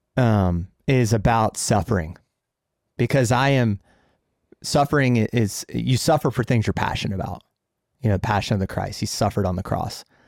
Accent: Jacksonville, United States; my hometown is Jacksonville

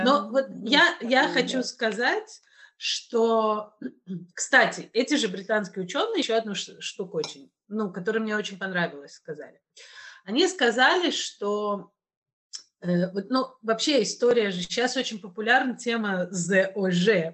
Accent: Kazan, Tatarstan, Russia; я из Казани, ну, вполне себе Россия

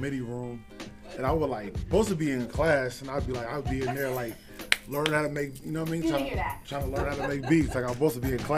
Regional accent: Sacramento, California, United States; we're from Sac

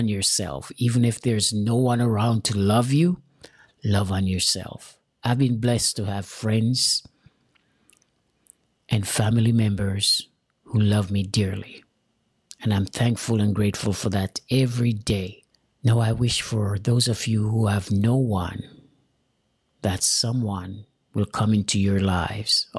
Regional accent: Jamaica; moved away; I'm an immigrant from Jamaica. I have an accent.

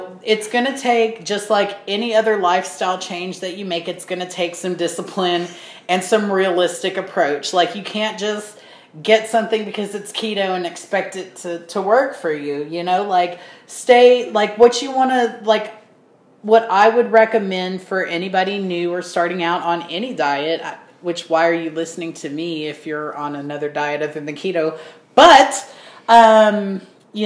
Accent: United States; we're American

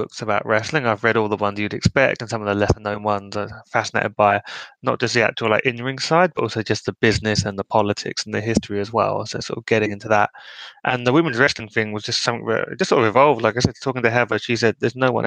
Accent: United Kingdom; being a Brit

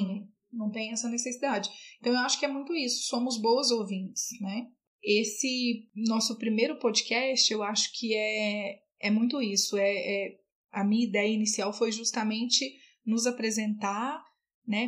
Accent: Patos de Minas, Minas Gerais, Brazil; moved away as an adult; now in Brasília, Brazil; eu sou de Patos de Minas. Eu moro aqui em Brasília há 12 anos

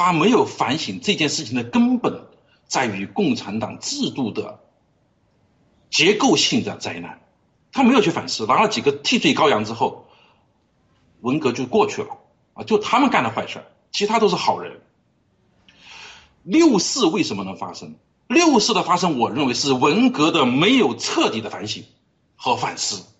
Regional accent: China; 我们中国人，我们爆料革命的产生，我觉得是这样来的哈。

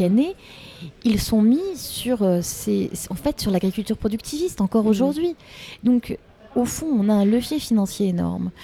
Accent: Paris, Île-de-France, France; Je suis une Parisienne, je vis à Paris, j'élève mes mm. deux filles à Paris

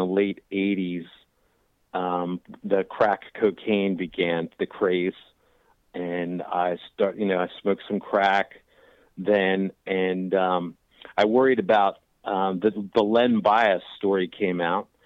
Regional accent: Washington, District of Columbia, United States; also born or lived in Delaware; now in Chapin, South Carolina, United States; I'm originally from the Washington, D.C. area, but I live in Chapin, South Carolina now

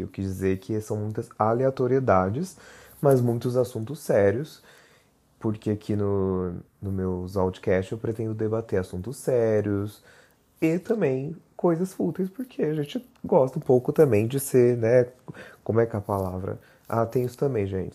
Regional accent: Barreiros, interior of São Paulo, Brazil; now in São Paulo, Brazil; moro em São Paulo capital, mas sou made in roça, né? Sou de Barreiros, no interior de São Paulo.

